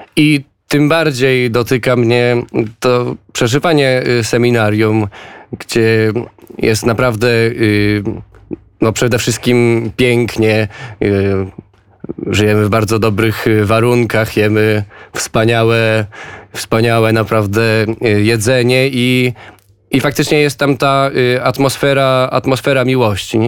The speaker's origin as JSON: {"language": "Polish", "town": "Gdańsk", "region": "Pomeranian Voivodeship", "country": "Poland", "also_born_or_lived": "Szczecin", "moved": "as an adult", "lives_now": "Warsaw, Poland", "said": "pochodzę z Gdańska, mam 24 lata"}